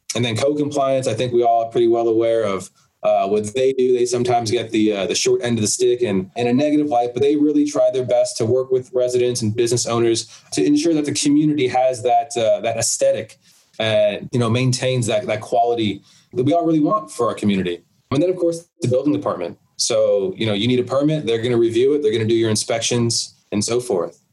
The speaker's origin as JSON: {"language": "English", "region": "South Florida", "country": "United States", "tie": "born or raised there", "said": "where I grew up in South Florida"}